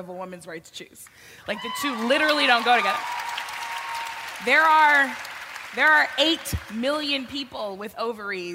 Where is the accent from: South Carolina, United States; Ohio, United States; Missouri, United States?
Missouri, United States; my home state of Missouri